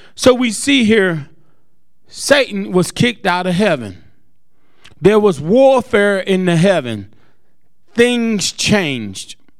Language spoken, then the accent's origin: English; Greenville, United States; moved away; It's my hometown